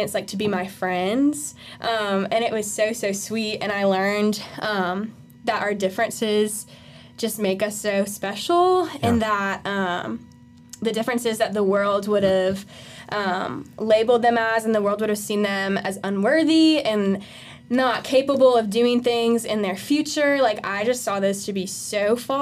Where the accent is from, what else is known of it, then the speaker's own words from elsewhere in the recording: Simpsonville, South Carolina, United States; I am from Simpsonville. I've been there for the past 10 years of my life. That's where all my formative years are. So I say that's where I grew up now.